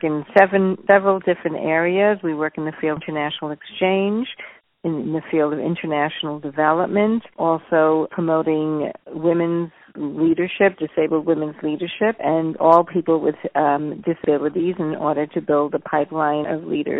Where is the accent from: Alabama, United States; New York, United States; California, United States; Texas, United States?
New York, United States; moved away as an adult; also born or lived in Boulder, Colorado; I'm originally from New York